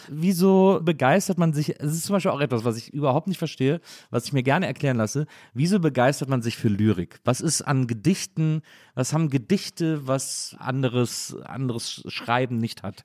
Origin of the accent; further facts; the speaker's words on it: Cologne, North Rhine-Westphalia, Germany; als Kölner